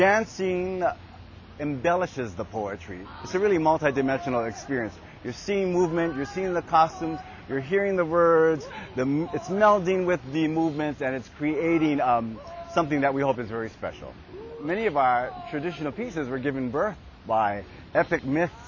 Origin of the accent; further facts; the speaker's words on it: Hawaii, United States; now in San Francisco, United States; I am a Hawaiian man living in San Francisco